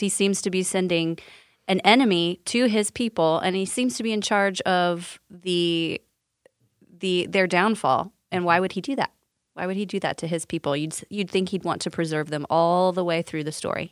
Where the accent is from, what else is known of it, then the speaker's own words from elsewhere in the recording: Sullivan, Indiana, United States; I'm actually from Sullivan, Indiana